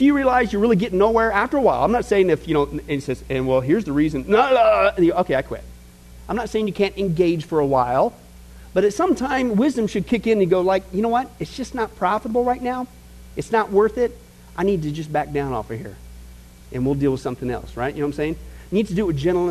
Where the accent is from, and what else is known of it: Midwest, United States; born or raised there